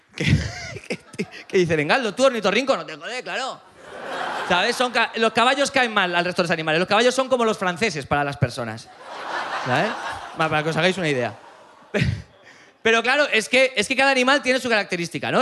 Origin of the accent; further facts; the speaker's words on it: Aragon, Spain; vengo de Aragón